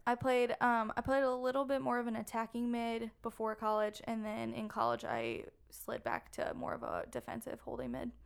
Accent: Maryland, United States; moved away as an adult; also born or lived in South Carolina; growing up in Maryland, I started soccer at a very young age

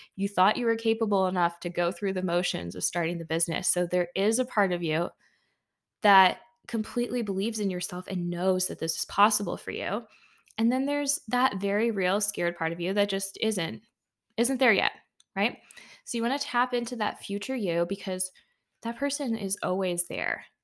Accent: United States; being an American myself

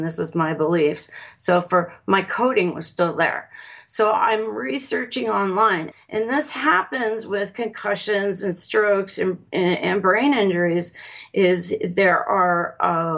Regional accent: Los Alamos, New Mexico, United States; I was born in Los Alamos, New Mexico

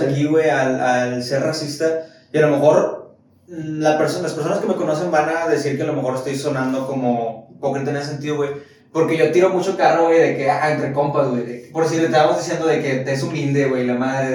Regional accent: Mexico; como mexicanos

